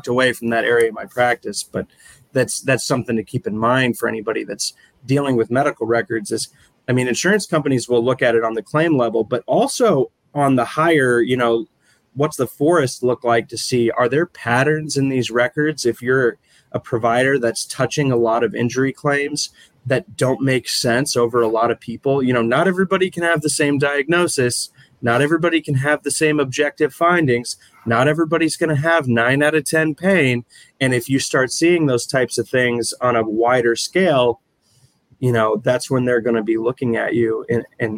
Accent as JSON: {"language": "English", "town": "Minneapolis", "region": "Minnesota", "country": "United States", "tie": "born or raised there", "moved": "as an adult", "lives_now": "St. Louis, United States", "said": "I grew up in Minneapolis. I came down to St. Louis sort of on a whim, really"}